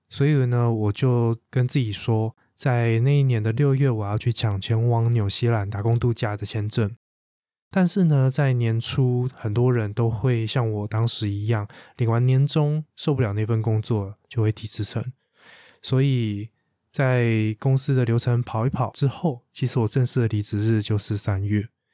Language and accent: Chinese; Taiwan; 我的家乡台湾